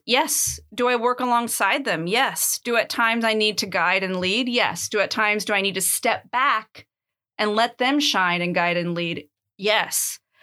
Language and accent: English; United States; moved away as an adult; now in Athens, Greece; I was born in the United States